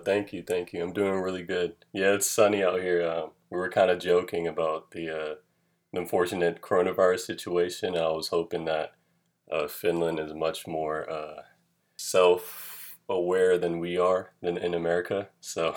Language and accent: English; Atlanta, Georgia, United States; I'm from Atlanta, Georgia